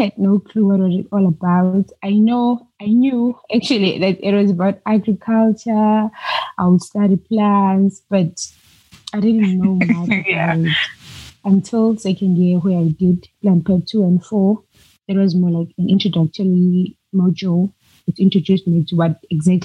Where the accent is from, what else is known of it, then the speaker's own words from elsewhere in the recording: South Africa; I'm originally from South Africa